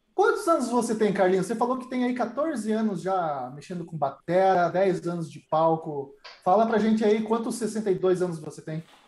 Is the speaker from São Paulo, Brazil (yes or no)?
no; Curitiba, Paraná, Brazil; Eu sou de Curitiba